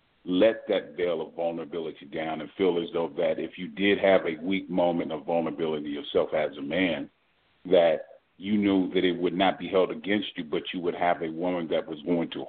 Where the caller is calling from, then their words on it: Houston, Texas, United States; I'm calling from Houston, Texas.